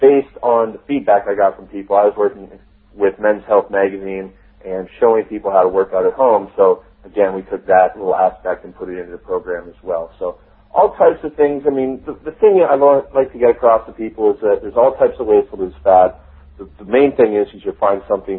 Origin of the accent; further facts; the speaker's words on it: Canada; also born or lived in Toronto; I'm from Canada. Toronto is where I live